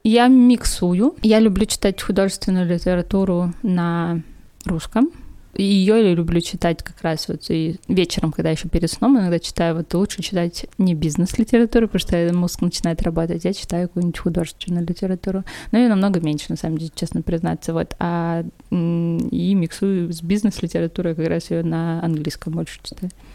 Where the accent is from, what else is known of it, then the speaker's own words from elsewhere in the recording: Perm, Perm Krai, Russia; also born or lived in Moscow; Я приехала, вернулась из Москвы в Пермь